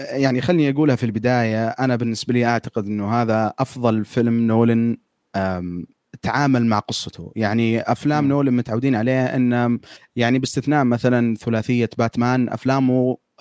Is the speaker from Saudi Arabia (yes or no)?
yes; Saudi Arabia; احنا في الكتابه كسعوديين